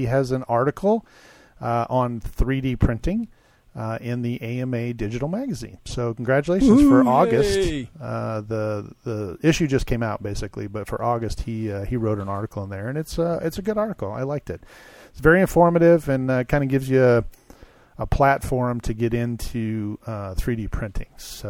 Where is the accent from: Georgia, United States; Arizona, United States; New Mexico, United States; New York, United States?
Arizona, United States; from Arizona, visiting Texas.